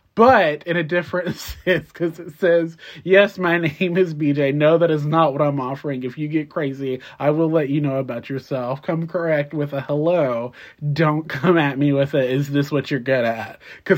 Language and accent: English; Detroit, Michigan, United States; Bitch, I'm from Detroit.